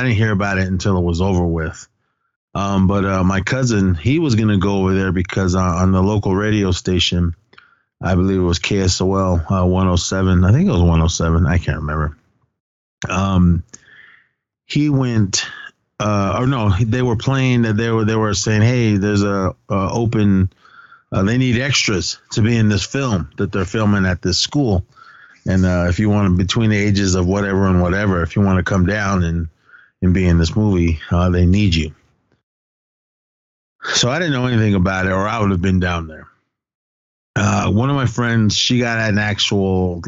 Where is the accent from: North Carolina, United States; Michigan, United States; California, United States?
California, United States; Oakland; my hometown in Oakland, California